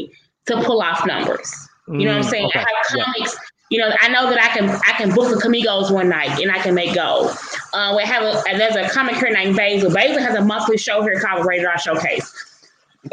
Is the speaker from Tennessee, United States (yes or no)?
yes; Memphis, Tennessee, United States; I'm from Memphis, Tennessee, right? I'm from Memphis. Pretty much everybody in Memphis knows me